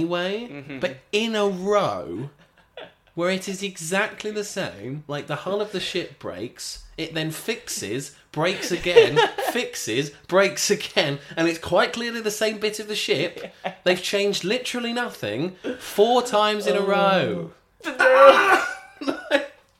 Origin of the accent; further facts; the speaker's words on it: United Kingdom; It's been so ingrained into us as British men.